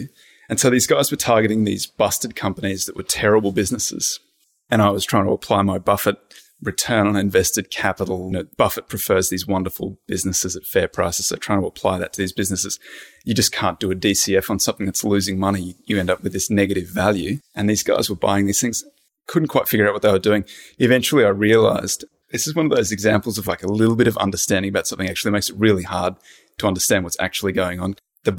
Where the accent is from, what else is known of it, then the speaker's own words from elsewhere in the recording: Australia; accent: Australian; moved away as an adult; now in United States; I'm born and raised in Australia. Grew up in a little country town way in the outback.